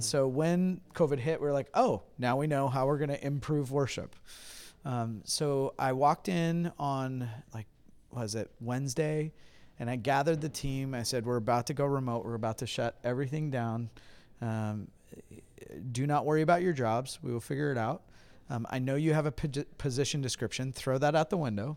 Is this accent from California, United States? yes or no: yes; Huntington Beach, California, United States; moved away as an adult; now in Hudson, United States; I'm originally from Hiney Beach, California